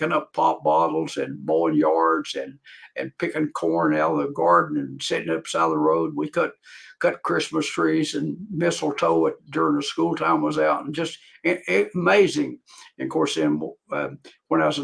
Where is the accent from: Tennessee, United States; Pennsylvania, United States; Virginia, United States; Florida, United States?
Virginia, United States; Dickenson County; I was born in Dickinson County, Virginia, a rural area.